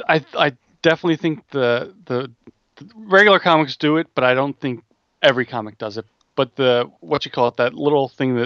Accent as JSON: {"language": "English", "country": "United States", "said": "I'm American, so I say Riccardi."}